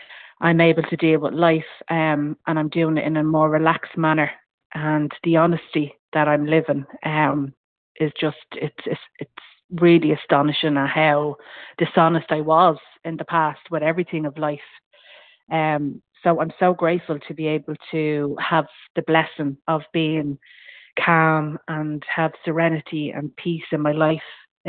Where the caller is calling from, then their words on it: County Meath, Ireland; I'm ringing from County Meath in Ireland.